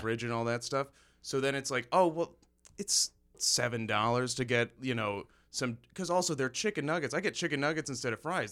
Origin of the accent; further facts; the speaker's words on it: Cortland, New York, United States; now in Chicago, United States; I, I grew up there for, I think, like, twelve, thirteen years, fifteen years